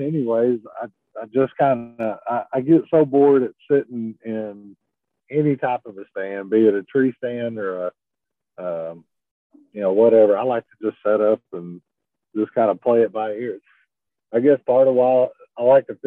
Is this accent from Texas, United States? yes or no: yes; Texas, United States; I'm from Texas